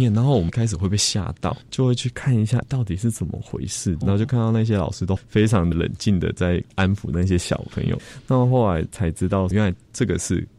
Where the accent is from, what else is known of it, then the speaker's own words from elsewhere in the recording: Zhongxing New Village, Nantou County, Taiwan; moved away; 小时候在那边长大。